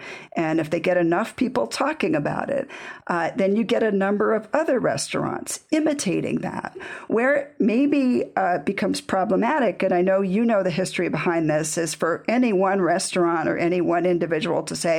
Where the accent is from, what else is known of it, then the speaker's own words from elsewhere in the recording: Connecticut, United States; I come from Connecticut, which is part of the Pizza Belt